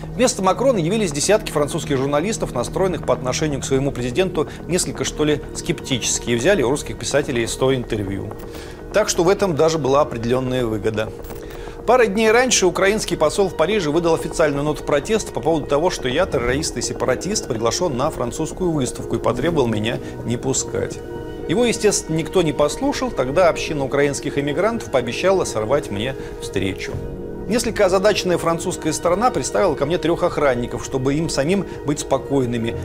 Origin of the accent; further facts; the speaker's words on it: Russia; Ну, из России